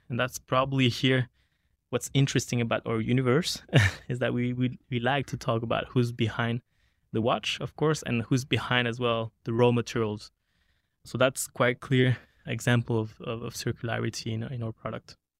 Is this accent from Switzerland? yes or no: yes; Geneva, Switzerland; also born or lived in Zurich; I grew up in Switzerland, in Geneva